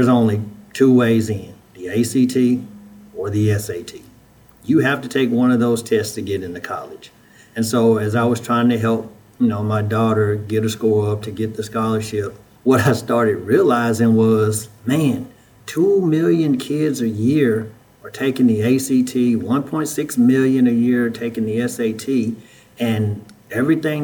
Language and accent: English; Huntsville, Alabama, United States; moved away as an adult; also born or lived in Memphis, Tennessee; I'm originally from Huntsville, Alabama. I was born and raised there